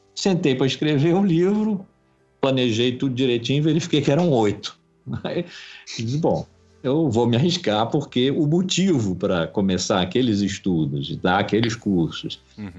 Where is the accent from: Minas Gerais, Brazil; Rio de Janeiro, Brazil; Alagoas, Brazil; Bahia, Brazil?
Rio de Janeiro, Brazil; also born or lived in Blumenau; sempre vivi no Rio